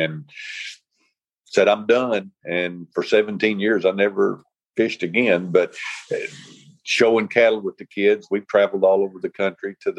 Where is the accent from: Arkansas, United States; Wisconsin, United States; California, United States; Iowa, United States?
Arkansas, United States; Lavaca; also born or lived in Jonesboro, Arkansas; I'm originally from Jonesboro, and my parents moved to Lavaca back in 1971.